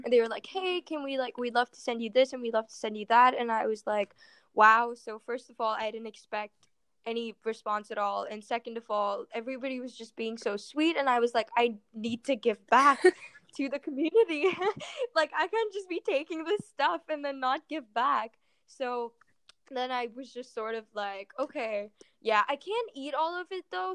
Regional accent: Mumbai, Maharashtra, India; I'm originally from Mumbai, India

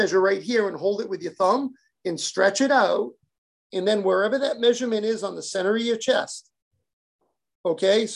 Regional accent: Boston or New England, United States; I grew up in Boston or New England.

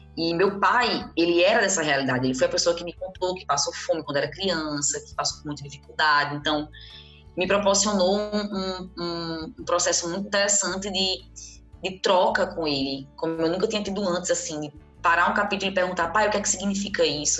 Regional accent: Brazil; nós, enquanto brasileiras e brasileiros

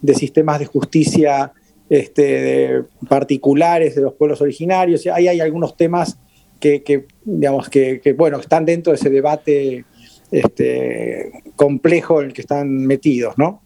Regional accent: Argentina; yo soy argentino

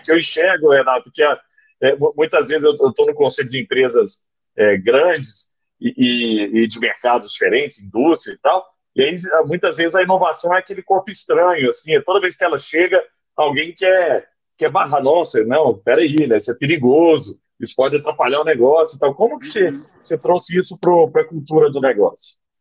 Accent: Araguari, Minas Gerais, Brazil; na minha infância em Araguari, né, no Triângulo Mineiro

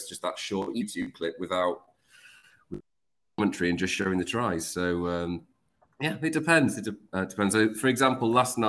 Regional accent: London, United Kingdom; moved away as an adult; also born or lived in Leeds; now in Panama; I was born in London, moved up to Leeds, 4 years old. Then I moved down to London, and after, let's say, 10 years of living in London, I've always wanted opportunity.

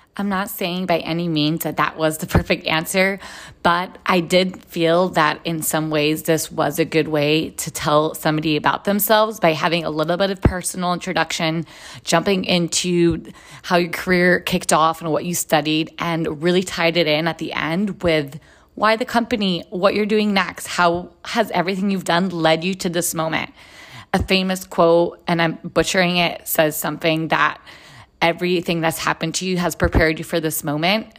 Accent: Israel; moved away as an adult; now in United States; I am originally from Israel. I was born and raised there and then lived in the United States for the last 16 years.

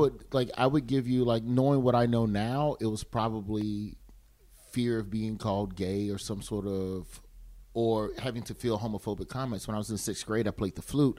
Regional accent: Birmingham, Alabama, United States; I grew up in Birmingham, which is essentially it's black

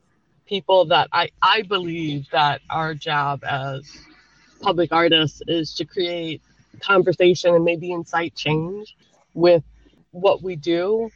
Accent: Canada; now in United States; You know, I am very Canadian. I lived there for quite a long time. And I will say, like, moving from Canada to America was a little bit of a culture shock. I moved in the 90s.

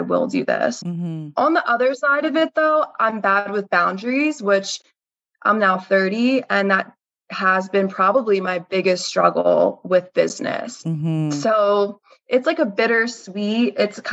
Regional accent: Bucks County, Pennsylvania, United States; I grew up in Bucks County, which is a very rich area

